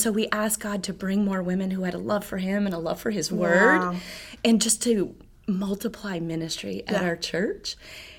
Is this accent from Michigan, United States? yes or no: yes; Michigan, United States; moved away as an adult; My family, we're from Michigan, and in our church there, I served